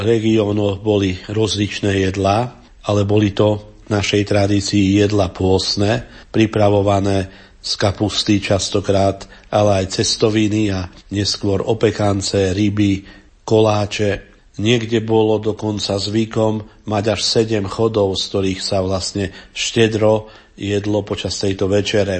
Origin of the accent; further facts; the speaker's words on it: Upper Zemplín, Slovakia; na Hornom Zemplíne v mojom rodnom kraji